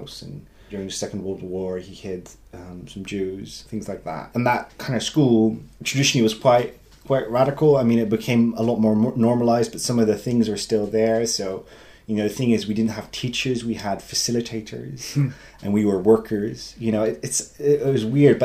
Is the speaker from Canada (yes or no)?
no; Netherlands; born or raised there; English is a second language; moved away